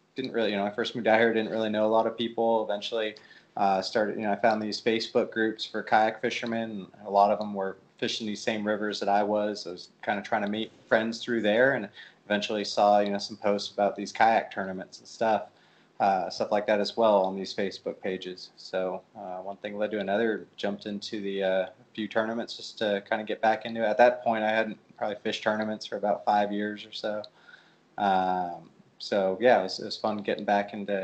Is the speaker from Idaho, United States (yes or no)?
no; California, United States; moved away as an adult; now in Nashville, United States; I'm from California originally. Grew up there